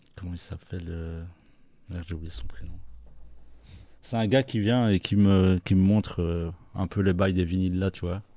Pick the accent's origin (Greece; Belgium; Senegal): Belgium; on est toujours fiers d'être belge